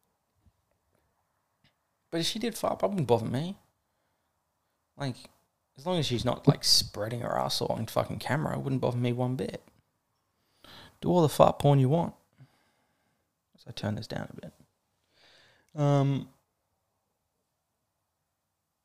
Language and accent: English; Australia; I'm Australian